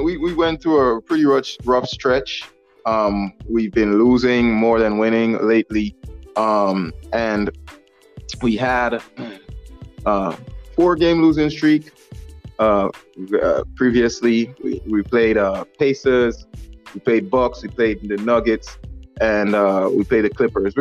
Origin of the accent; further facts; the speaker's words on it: Guam; moved away; I was up home in Guam, my hometown